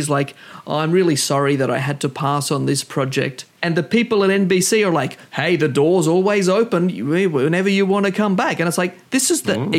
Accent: Australia; as Australian

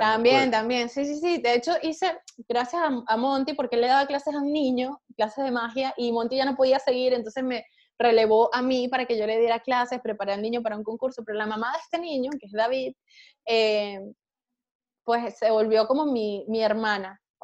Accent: Punto Fijo, Falcón, Venezuela; moved away as an adult; also born or lived in Colombia; now in Spain; vivir de la magia en mi país

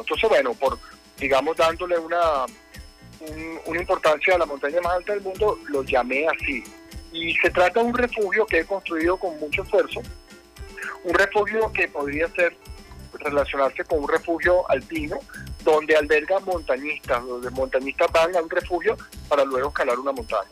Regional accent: Venezuela; como muchos venezolanos lo estamos haciendo

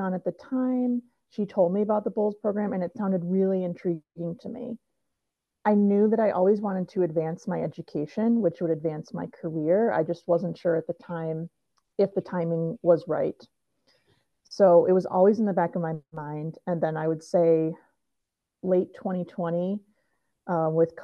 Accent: Detroit, Michigan, United States; moved away as an adult; also born or lived in Granville, Ohio; now in Madison, United States; I am originally from Michigan, Metro Detroit area

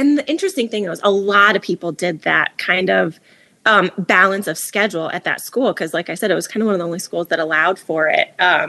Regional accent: Midwest, United States; Growing up in the Midwest, you know, like I'm sure there's a lot of good places to live, right?

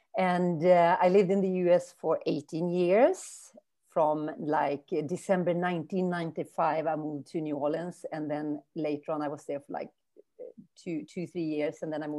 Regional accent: northern Sweden, Sweden; also born or lived in Brazil / Germany; And then I moved back to Sweden 2014, and I have been here since in my hometown in Northern Sweden.

